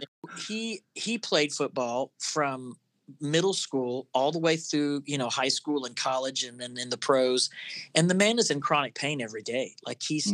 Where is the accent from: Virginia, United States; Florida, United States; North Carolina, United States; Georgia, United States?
Florida, United States; I grew up in Florida